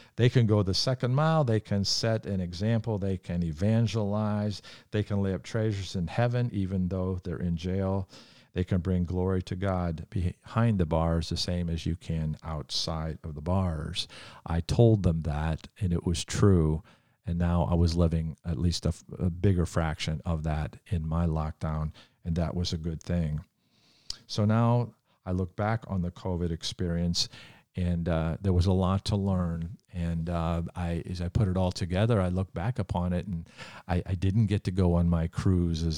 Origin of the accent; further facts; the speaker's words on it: United States; as an American Christian